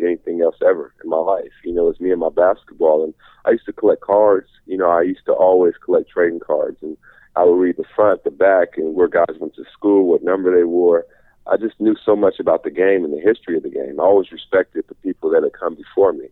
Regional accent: Seattle, Washington, United States; also born or lived in Los Angeles; Growing up in Seattle

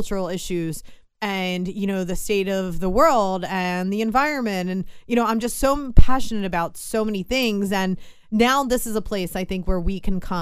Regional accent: Philadelphia, Pennsylvania, United States; my hometown where I was born and raised, talking about Philadelphia sports

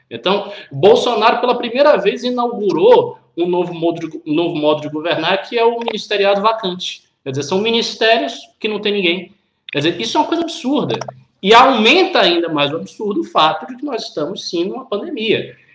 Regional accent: Bahia, Brazil; eu sou baiano

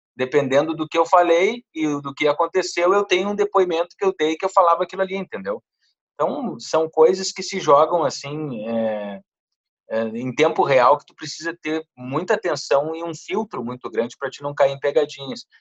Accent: Santana do Livramento, Rio Grande do Sul, Brazil; moved away; lá do interior de Santana do Livramento, de onde eu venho

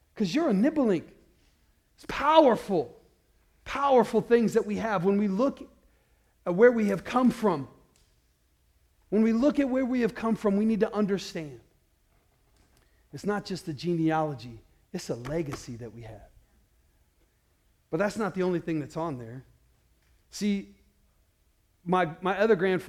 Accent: Iowa, United States; we grew up in Iowa and there was nothing else to do there

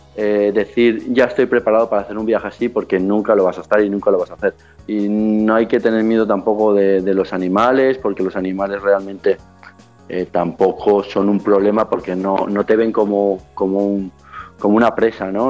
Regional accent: Spain; a la mía, a la española

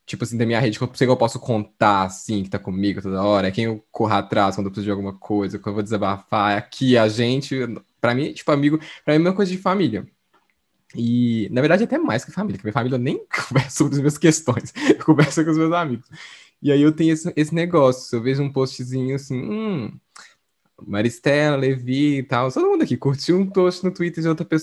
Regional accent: South Korea; Portuguese is a second language; Dá pra, não sei se dá pra entender, porque eu sou coreano.

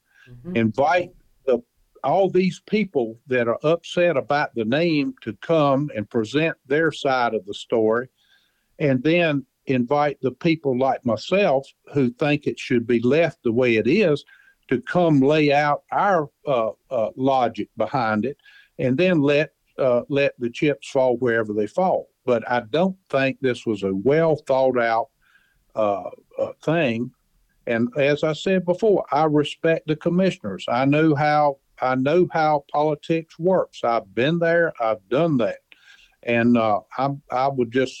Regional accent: Craven County, North Carolina, United States; I am from Craven County.

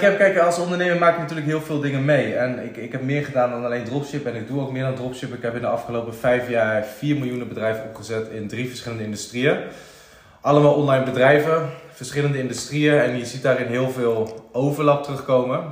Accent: around Utrecht, Netherlands; also born or lived in IJsselstein; eigenlijk altijd eh, ja, rondom Utrecht opgegroeid

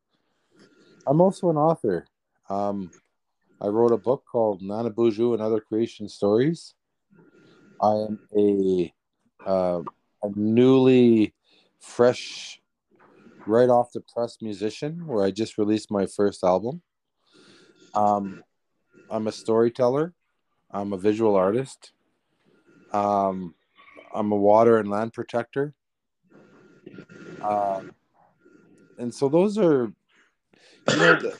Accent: Serpent River First Nation, Ontario, Canada; growing up in the bush where we traveled freely amongst the lands

